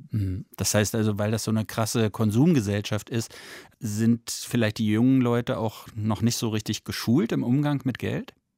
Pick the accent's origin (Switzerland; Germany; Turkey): Germany; Bei uns in Deutschland